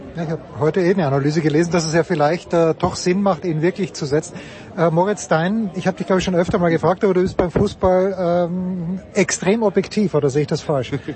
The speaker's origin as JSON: {"language": "German", "country": "Austria"}